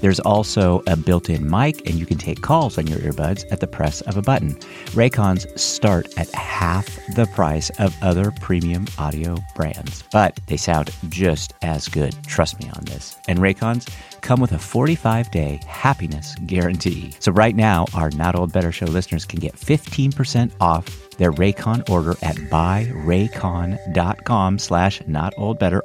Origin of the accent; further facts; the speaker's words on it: Northern California, United States; moved away; I'm from Northern California